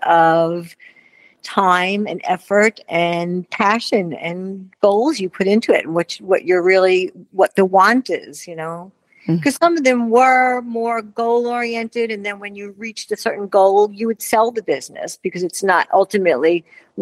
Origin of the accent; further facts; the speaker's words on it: New York, United States; moved away as an adult; now in Wellington, United States; I'm a New Yorker